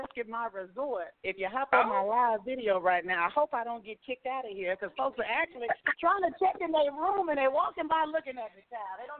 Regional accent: Oklahoma City, Oklahoma, United States; Well, I'm from Oklahoma City.

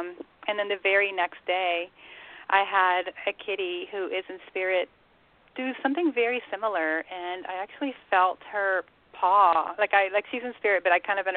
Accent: Curaçao; now in Atlanta, United States; I grew up in Curacao, which is a little tiny Dutch island of the Caribbean

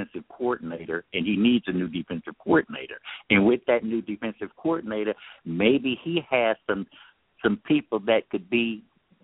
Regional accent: Florida, United States; now in California, United States; I grew up in Florida

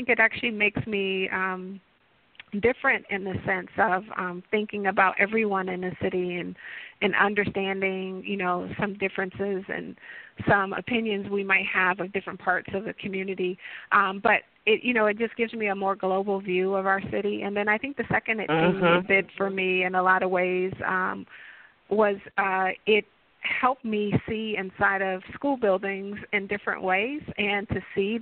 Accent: Detroit, Michigan, United States; I'm a native of Detroit

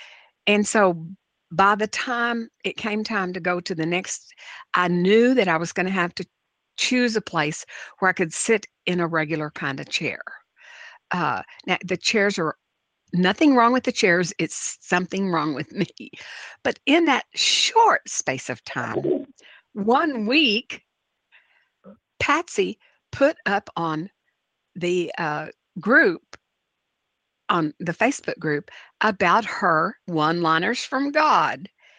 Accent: New Orleans, Louisiana, United States; I love growing up in New Orleans, and I was fortunate to be able to attend Ursuline Academy, the oldest continuously operating school for girls in the United States, founded in 1727.

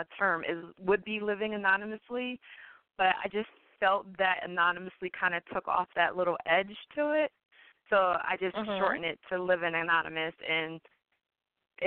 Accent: Philadelphia, Pennsylvania, United States; my hometown of Philadelphia

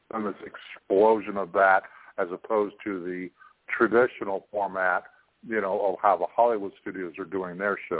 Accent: Toronto, Ontario, Canada; at home in my hometown of Toronto.

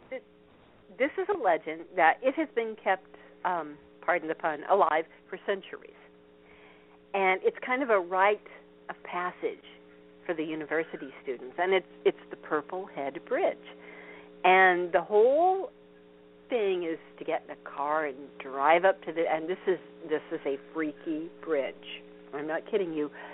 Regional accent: Vincennes, Indiana, United States; near where I grew up, which huh. is uh, Vincennes, Indiana

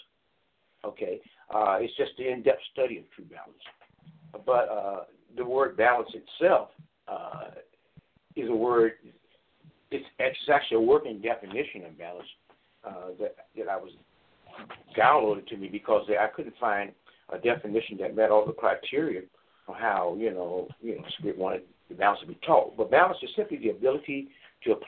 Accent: Chicago, Illinois, United States; We grew up in the south suburbs. We had a wonderful upbringing. I went to school out here, so I'm familiar with the city, the suburbs as well as the city. And so I really enjoyed my childhood and growing up in the Chicagoland area

